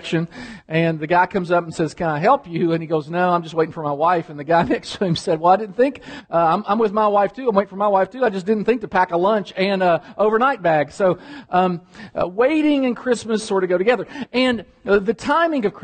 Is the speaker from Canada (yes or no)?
no; Kentucky, United States; moved away; I'm from Kentucky